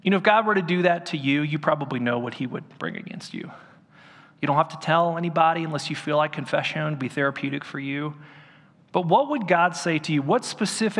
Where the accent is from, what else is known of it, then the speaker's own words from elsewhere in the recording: Orange County, California, United States; when I was growing up in Orange County